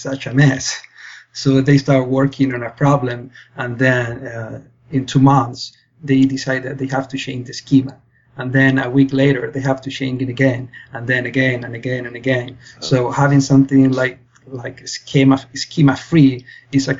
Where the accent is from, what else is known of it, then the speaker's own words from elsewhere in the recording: Spain; moved away as an adult; now in London, Canada; I'm originally from Spain